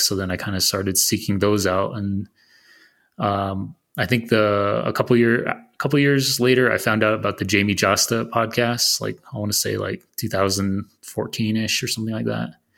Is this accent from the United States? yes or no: yes; Arizona, United States; I'm from Arizona